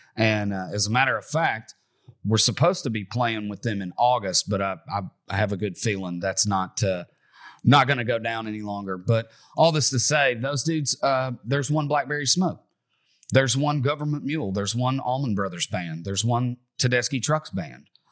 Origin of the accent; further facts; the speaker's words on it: Bowling Green, Kentucky, United States; I'm from Bowling Green, Kentucky. I'm from right around where the … were from. And, uh, …, the, the guitar player, taught me how to play guitar growing up.